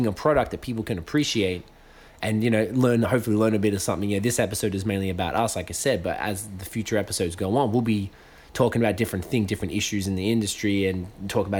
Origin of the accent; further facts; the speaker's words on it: Australia; moved away; I'm Australian